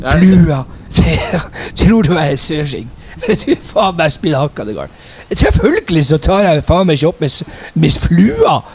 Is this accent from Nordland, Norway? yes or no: no; Finnmark, Norway; Jeg er ifra Finnmark!